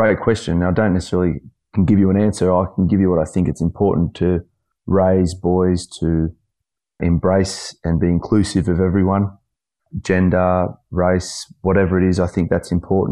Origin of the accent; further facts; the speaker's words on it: Australia; as Aussie blokes